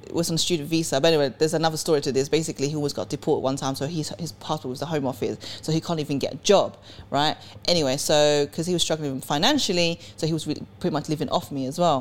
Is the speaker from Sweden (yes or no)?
yes; Sweden; also born or lived in England; now in United Kingdom; I was born in Sweden. I came from Sweden. And where I grew up in Sweden was like Edmonton